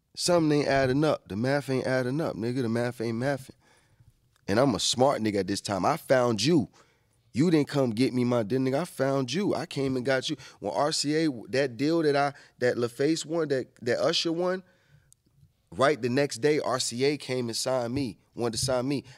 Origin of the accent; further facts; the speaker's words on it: Atlanta, Georgia, United States; also born or lived in New York; I was born in New York, raised in Atlanta